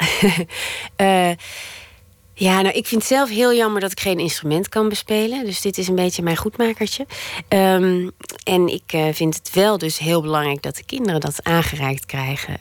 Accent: Netherlands; moved away as an adult; also born or lived in Antwerp, Belgium; now in Belgium; ik ben en blijf een Hollandse

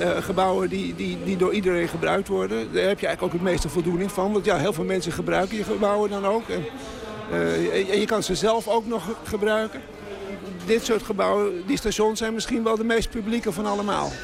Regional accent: Amsterdam, North Holland, Netherlands; Ik ben in Amsterdam geboren

